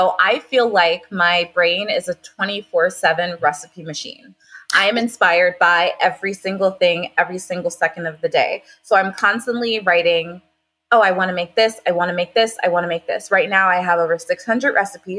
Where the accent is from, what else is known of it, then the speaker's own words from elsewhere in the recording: Long Island, New York, United States; moved away as an adult; now in Florida, United States; I am originally from Long Island, New York